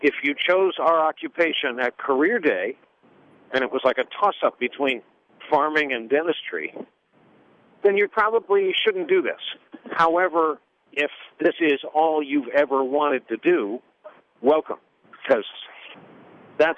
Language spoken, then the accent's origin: English; New York area, United States; I grew up in the New York area all my life